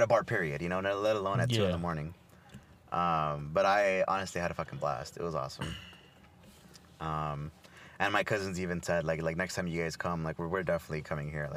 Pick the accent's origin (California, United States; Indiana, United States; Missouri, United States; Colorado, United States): California, United States; Los Angeles; Los Angeles